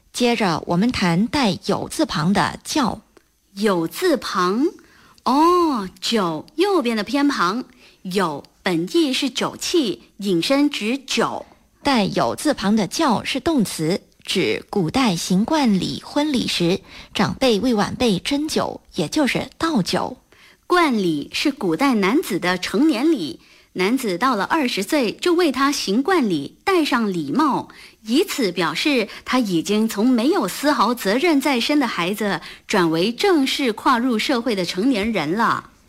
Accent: Malaysia; 我们马来西亚人吃东西总喜欢蘸酱吃

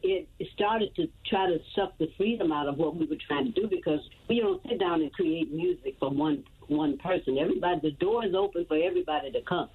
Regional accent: the South, United States; now in Atlanta, United States; As a Southerner, I cook vegetarian Southern style.

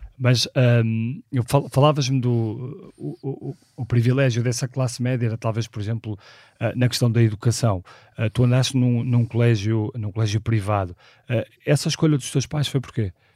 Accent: Porto, Norte, Portugal; nasci no Porto em 1976

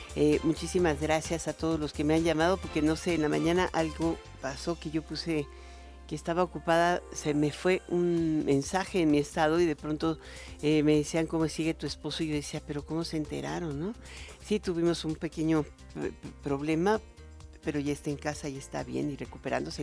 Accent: Mexico; nosotros somos mexicanos

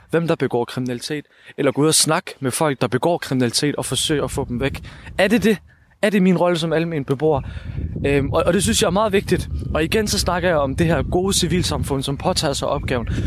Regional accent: Odense, Southern Denmark, Denmark; Jeg er født og opvokset i Voldsmose.

